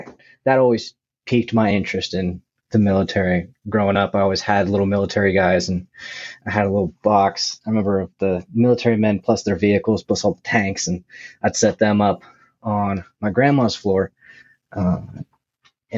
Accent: New York, New England and Vermont, United States; moved away as an adult; also born or lived in Colorado; I grew up in New England and Vermont, New York.

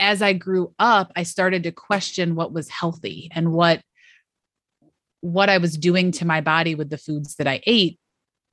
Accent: Western New York, United States; I grew up in Western New York

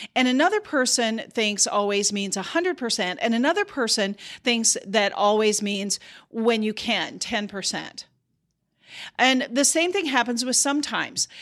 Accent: South Dakota, United States; I grew up in South Dakota

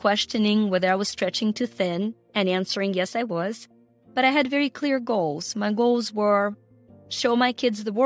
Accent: Ukraine; moved away

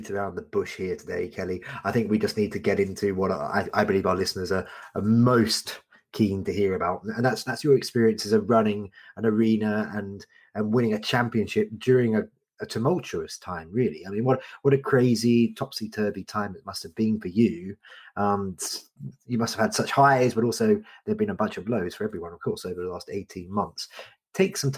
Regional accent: United Kingdom; I'm such a Brit

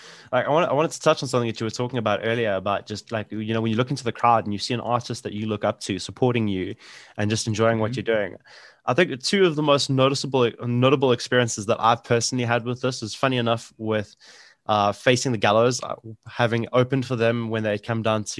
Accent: Johannesburg, Gauteng, South Africa; I'm originally from Joburg, from the West Rand.

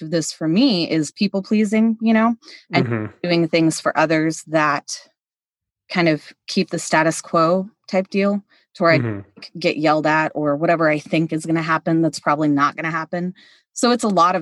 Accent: Kansas City, Missouri, United States; we're from Kansas City and my husband is from Kansas City

